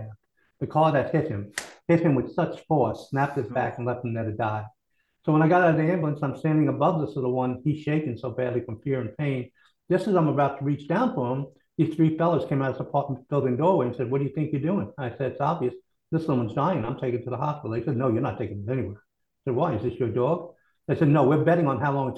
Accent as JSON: {"language": "English", "region": "Kentucky", "country": "United States", "also_born_or_lived": "New York", "moved": "as an adult", "said": "I'm originally from Kentucky, and after school, I went to New York"}